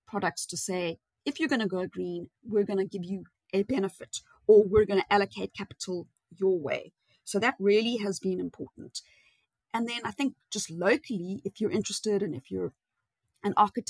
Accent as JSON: {"language": "English", "country": "South Africa", "said": "we're South African"}